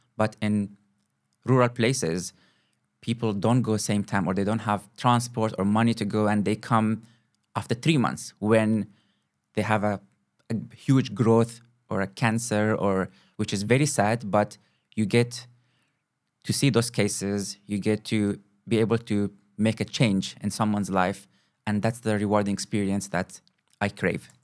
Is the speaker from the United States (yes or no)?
no; Kuwait; moved away as an adult; also born or lived in Moscow, Russia; now in South Africa; I was born and grew up in Kuwait, in the Middle East.